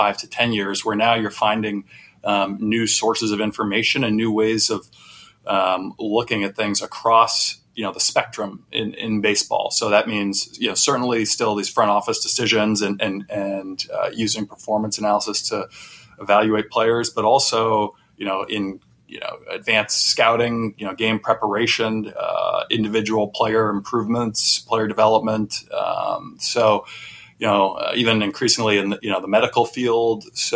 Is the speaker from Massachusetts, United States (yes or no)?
yes; Boston, Massachusetts, United States; I grew up in the Boston area